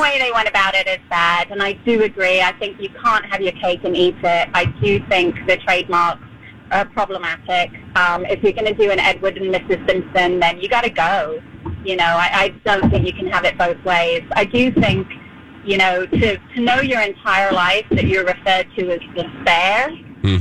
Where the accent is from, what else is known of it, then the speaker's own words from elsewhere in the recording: London, United Kingdom; moved away as an adult; I was born and raised in London. I left when I was 21.